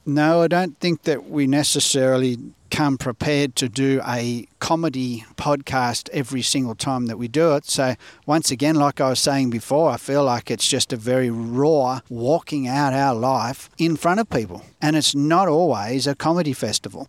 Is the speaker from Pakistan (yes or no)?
no; Australia; growing up in Australia where we grew up